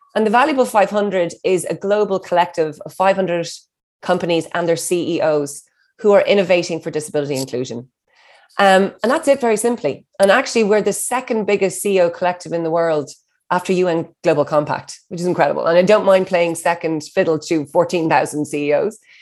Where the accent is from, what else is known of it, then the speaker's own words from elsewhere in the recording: Ireland; I'm an Irish hustler